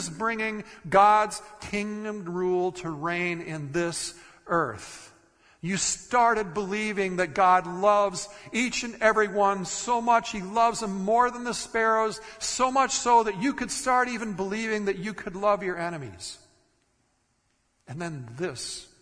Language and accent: English; Minnesota, United States; moved away; I grew up in Minnesota